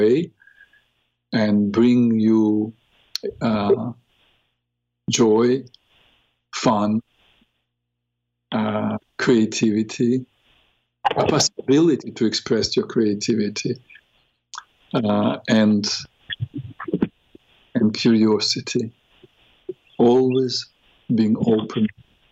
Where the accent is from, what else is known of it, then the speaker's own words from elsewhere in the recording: Odesa, Odesa Oblast, Ukraine; first language Russian; English is a second language; moved away; I grew up in Ukraine, speaking Russian language, because Odessa is really a Russian city